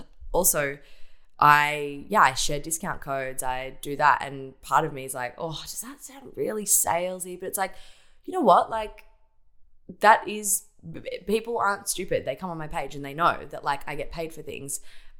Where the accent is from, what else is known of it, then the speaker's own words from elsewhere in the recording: Geelong, Victoria, Australia; I grew up in Ocean Grove in Geelong, on the coast